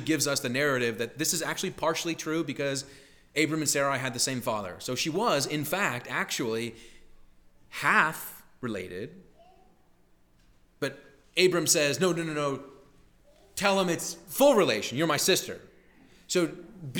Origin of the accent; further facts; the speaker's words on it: Midwest, United States; moved away as an adult; also born or lived in Boston; growing up in the Midwest